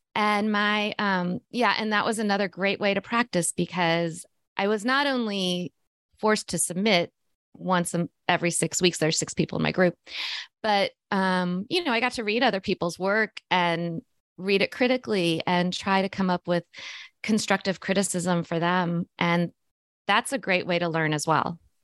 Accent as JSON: {"language": "English", "region": "Missouri", "country": "United States", "tie": "born or raised there", "said": "I grew up in Missouri, which is the center of North, you know, of, of the United States"}